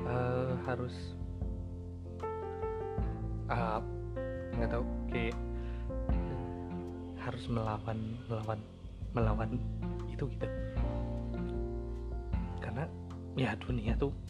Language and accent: Indonesian; Bandung, West Java, Indonesia; born there; masih tapi uh, lahir di Bandung uh, kuliah di Universitas Pendidikan Indonesia di UPI jurusan seni rupa